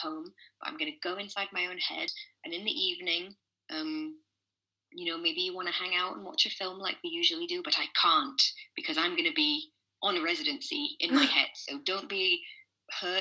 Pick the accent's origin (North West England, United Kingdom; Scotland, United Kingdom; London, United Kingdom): Scotland, United Kingdom; being a Scottish girl